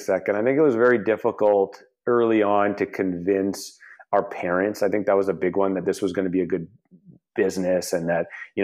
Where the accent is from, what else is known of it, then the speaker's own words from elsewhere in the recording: Canada; moved away as an adult; also born or lived in Russia / Los Angeles, United States; we immigrated from Russia to Canada when I was about 4 and a half